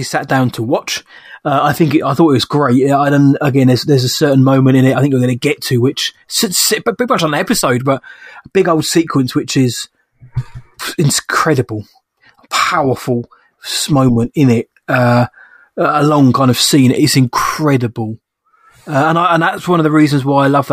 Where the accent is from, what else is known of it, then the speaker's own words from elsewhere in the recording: United Kingdom; being British